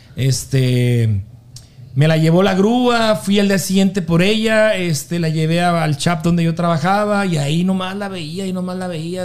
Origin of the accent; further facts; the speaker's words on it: Delicias, Chihuahua, Mexico; de Delicias, de donde yo soy